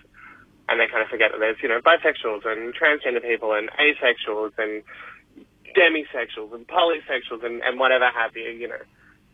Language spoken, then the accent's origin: English; Perth, Western Australia, Australia; moved away; I come from Perth originally